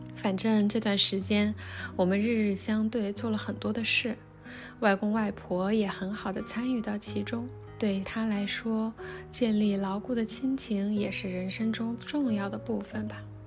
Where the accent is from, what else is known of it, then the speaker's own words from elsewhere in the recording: Wuhan, Hubei, China; moved away as an adult; also born or lived in Beijing; 离开了北京，带着女儿回到我的家乡。对，是武汉。我们住在汉口这边的江岸区